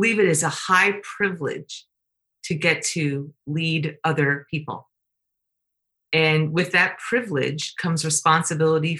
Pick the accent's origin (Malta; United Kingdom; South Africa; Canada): Canada; I'm Canadian